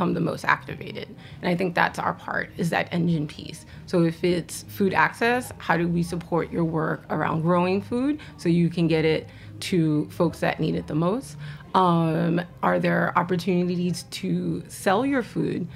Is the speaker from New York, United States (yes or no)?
yes; New York City, New York, United States; also born or lived in Richmond, Virginia / Harlem; I grew up in the Bronx. I was living in the Bronx. Shout out to Park Chester. shout out to Castle Hill. That's where I grew up